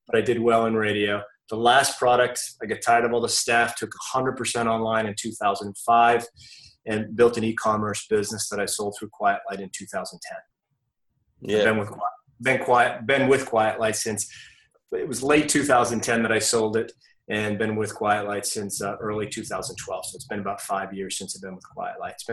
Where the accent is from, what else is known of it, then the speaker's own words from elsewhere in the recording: Maine, United States; moved away as an adult; now in Mooresville, United States; I moved here from Maine, where I grew up